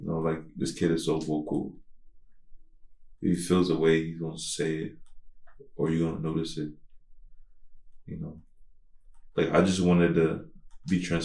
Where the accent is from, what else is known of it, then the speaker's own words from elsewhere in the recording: United States; I grew up in the States